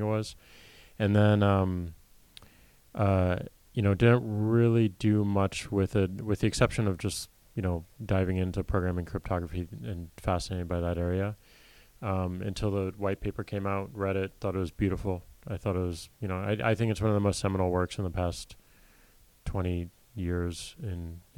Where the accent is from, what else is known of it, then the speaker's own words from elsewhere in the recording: St. Louis, Missouri, United States; I grew up in St. Louis, Missouri